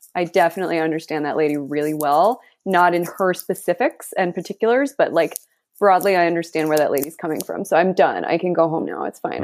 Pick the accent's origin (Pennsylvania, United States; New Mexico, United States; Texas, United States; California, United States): New Mexico, United States; Santa Fe; also born or lived in New York; now in Los Angeles, United States; So I am from Santa Fe, New Mexico. That's where I was born and raised